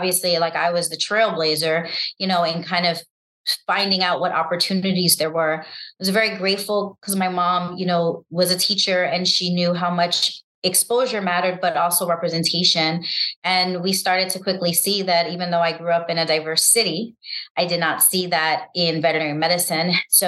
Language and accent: English; New York City, New York, United States; because I grew up in New York City and, you know, winters can be harsh